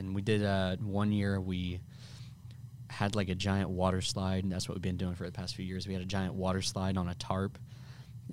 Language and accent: English; Bloomington, Illinois, United States; moved away as an adult; also born or lived in Florissant, Missouri; now in St. Louis, United States; I was born in Bloomington